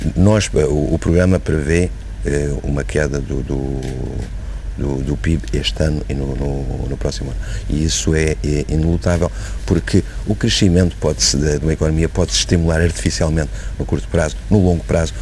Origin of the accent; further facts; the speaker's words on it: Portugal; Como português